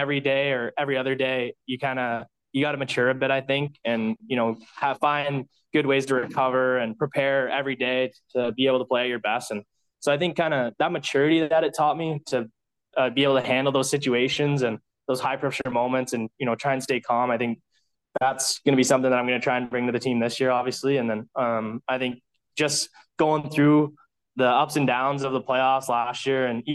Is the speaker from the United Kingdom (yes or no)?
no; London, Ontario, Canada; to London, it's obviously, it's, you know, it's my hometown